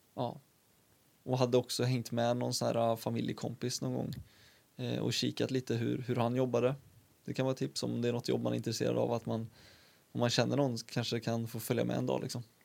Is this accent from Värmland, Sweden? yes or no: yes; Karlstad, Värmland, Sweden; also born or lived in Uddevalla; jag kom hit eh, när jag var liten, liten, liten. Ett år. Så sen är jag uppvuxen i Karlstad